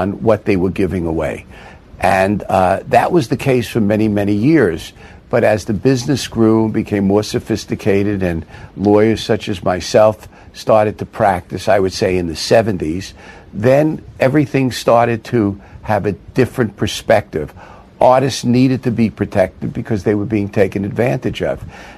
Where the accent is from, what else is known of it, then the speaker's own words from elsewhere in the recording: New York City, New York, United States; I grew up in Brooklyn